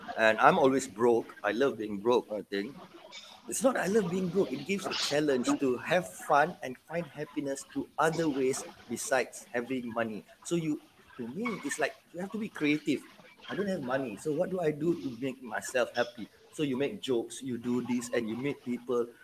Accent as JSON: {"language": "English", "region": "Penang", "country": "Malaysia", "tie": "born or raised there", "said": "I was I was raised in Penang"}